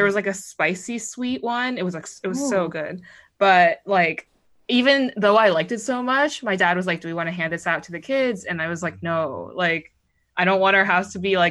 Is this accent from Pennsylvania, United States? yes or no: yes; Pittsburgh, Pennsylvania, United States; I grew up outside of Pittsburgh